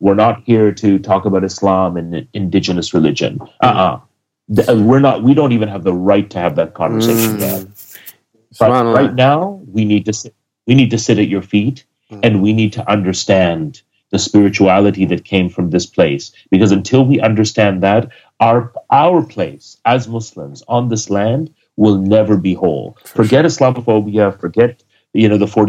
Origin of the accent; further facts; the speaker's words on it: Toronto, Ontario, Canada; I'm from Toronto, Canada. Originally, I was I was sort of schooled in an activist family